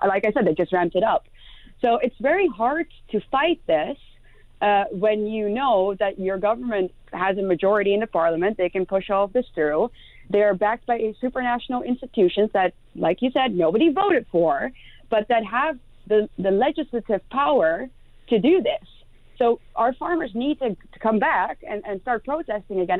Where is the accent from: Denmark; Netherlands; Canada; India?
Netherlands; first language Dutch; English is a second language; the Netherlands, my home country